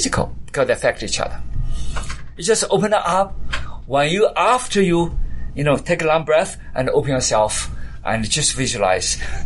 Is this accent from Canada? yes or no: no; United Kingdom; accent: British; And so I had my accent, my British accent